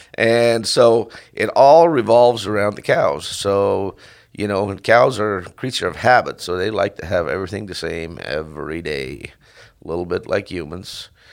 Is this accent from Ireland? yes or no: no; Netherlands; moved away as an adult; also born or lived in California / Washington; now in Mesa, Washington, United States; I grew up in Holland. Uh, my family had a, a dairy farm